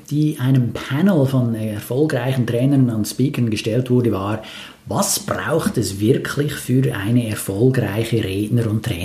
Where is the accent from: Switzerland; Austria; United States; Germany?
Switzerland; ja, als Schweizer muss ich ja sagen, ja